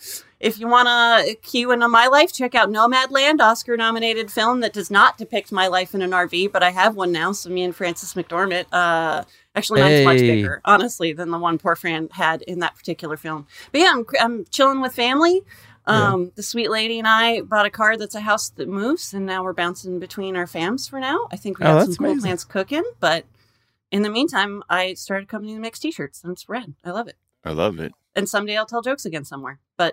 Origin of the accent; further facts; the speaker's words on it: Napa, California, United States; now in Los Angeles, United States; Yeah, no. I went to Humboldt State and I'm from Napa. I know. I came down to LA to get my water back.